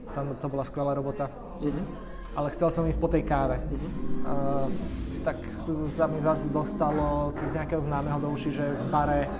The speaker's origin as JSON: {"language": "Slovak", "town": "Komárno", "region": "Nitra Region", "country": "Slovakia", "said": "ja som z Komárna"}